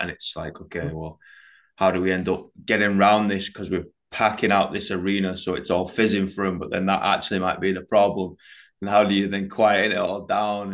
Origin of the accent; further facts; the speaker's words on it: United Kingdom; we're British